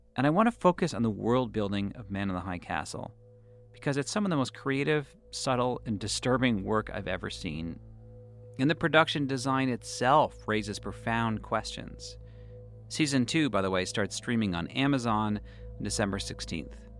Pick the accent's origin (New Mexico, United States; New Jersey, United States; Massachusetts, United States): Massachusetts, United States; Boston; now in New York, United States; I'm Jewish, and I grew up in Boston